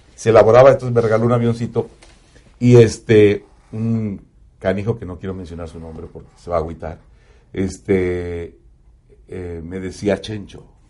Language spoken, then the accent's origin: Spanish; Zaragoza, Puebla, Mexico; moved away as an adult; now in Dallas, United States; A los 16 años me invita a un grupo de mi pueblo que se llaman los Black Six